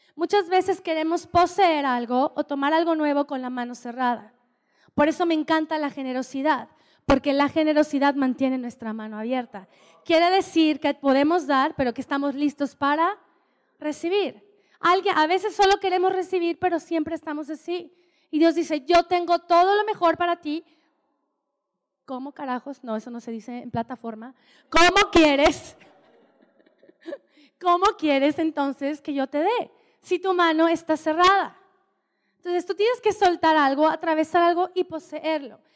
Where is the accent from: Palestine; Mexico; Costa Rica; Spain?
Mexico; Oaxaca; moved away; Y me encanta ser mexicana, amo ser mexicana y amo ser oaxaqueña. Soy oaxaqueña.